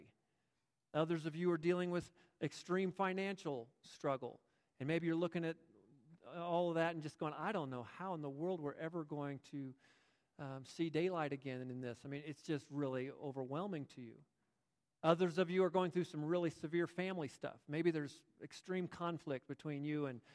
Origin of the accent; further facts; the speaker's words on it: United States; I am proud to be an American.